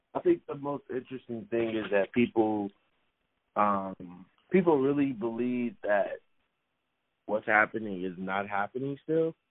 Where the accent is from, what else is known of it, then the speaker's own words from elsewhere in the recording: Chicago, Illinois, United States; living and growing up in Chicago